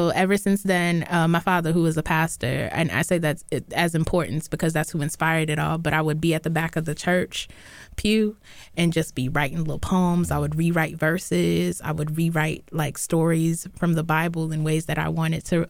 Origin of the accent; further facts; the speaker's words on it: North Carolina, United States; growing up in North Carolina, all I had was a lot of Black teachers